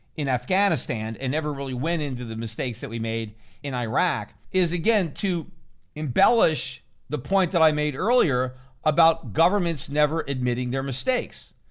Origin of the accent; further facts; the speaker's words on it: United States; from the perspective of an American citizen and as an American taxpayer